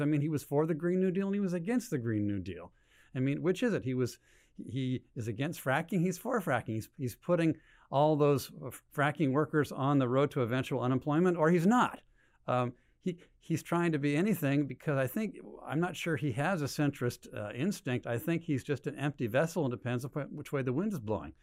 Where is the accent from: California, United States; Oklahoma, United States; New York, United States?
California, United States; Berkeley; born and raised in Berkeley